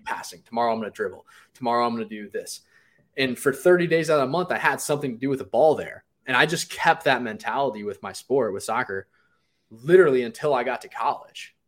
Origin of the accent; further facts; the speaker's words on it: Cleveland, Ohio, United States; I grew up in Cleveland, Ohio